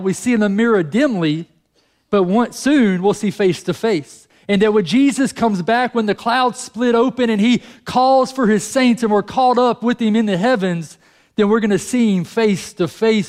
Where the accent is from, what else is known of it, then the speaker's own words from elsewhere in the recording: United States; we're American